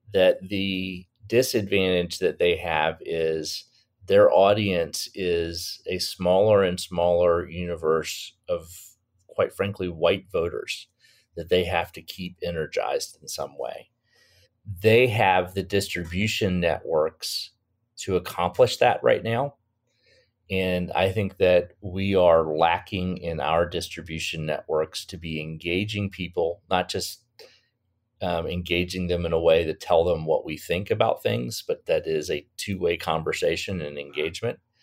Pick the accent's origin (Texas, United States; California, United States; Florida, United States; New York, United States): Florida, United States; my home state of Florida